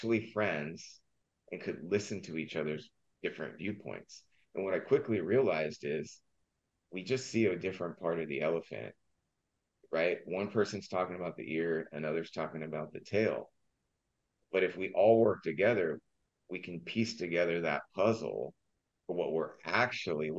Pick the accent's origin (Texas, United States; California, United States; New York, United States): California, United States; Southern; I grew up in Southern California